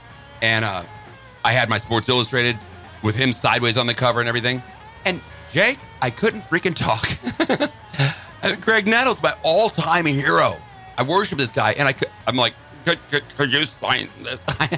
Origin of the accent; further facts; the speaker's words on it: Chicago, Illinois, United States; I grew up in Chicago